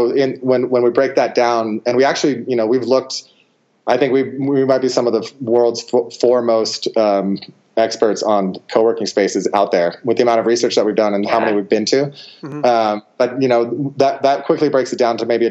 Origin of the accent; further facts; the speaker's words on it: Truckee, California, United States; a course in my hometown, actually, of Truckee, California, which is just near Lake Tahoe, California